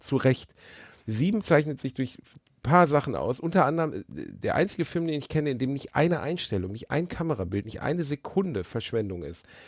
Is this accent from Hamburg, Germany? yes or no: no; Ruhr area, North Rhine-Westphalia, Germany; Ich bin aus dem Ruhrpott